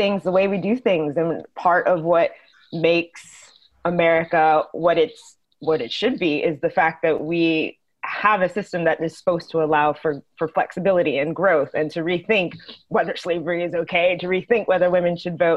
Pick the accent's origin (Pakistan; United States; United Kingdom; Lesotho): United States; Texas; I'm from Texas. We say bless, you know, bless her heart.